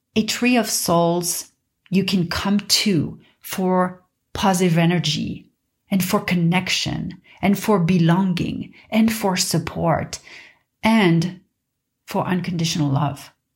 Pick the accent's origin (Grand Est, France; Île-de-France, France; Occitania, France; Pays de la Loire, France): Île-de-France, France; Paris; I grew up in Paris, in a quiet neighborhood of Paris